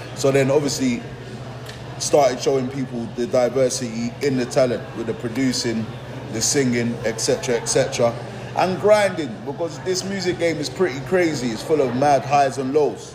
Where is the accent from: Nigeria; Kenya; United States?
Nigeria; now in England, United Kingdom; being a Nigerian expat um, to England. Obviously, parents went, mother went to Nigeria and we were raised there